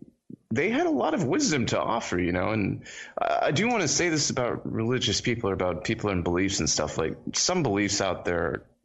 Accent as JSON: {"language": "English", "region": "Florida", "country": "United States", "tie": "born or raised there", "also_born_or_lived": "Trinidad", "accent": "American", "said": "I was born in a country called Trinidad. Okay. This is in the Caribbean, and I was raised in Florida, which is why, you know, I sound American."}